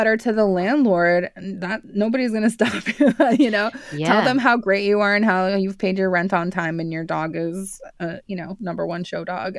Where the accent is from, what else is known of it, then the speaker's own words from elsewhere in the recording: Santa Fe, New Mexico, United States; I grew up in Santa Fe, New Mexico. It's northern New Mexico, and it is in the United States.